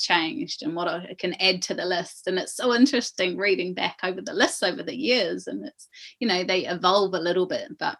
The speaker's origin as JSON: {"language": "English", "area": "Coromandel", "region": "Waikato", "country": "New Zealand", "tie": "born or raised there", "said": "We grew up in the Coromandel for a time"}